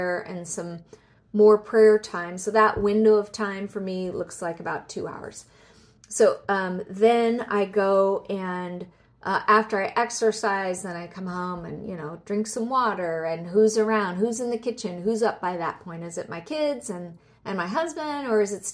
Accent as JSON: {"language": "English", "region": "Southern California", "country": "United States", "moved": "yes", "said": "I'm originally from Southern California"}